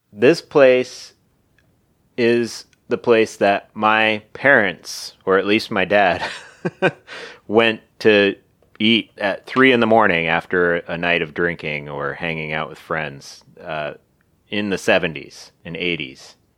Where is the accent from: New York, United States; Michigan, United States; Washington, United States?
Washington, United States; Seattle; West Seattle